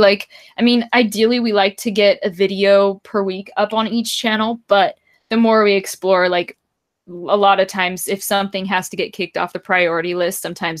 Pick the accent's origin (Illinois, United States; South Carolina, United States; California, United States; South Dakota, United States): California, United States; Northern; I'm from Northern California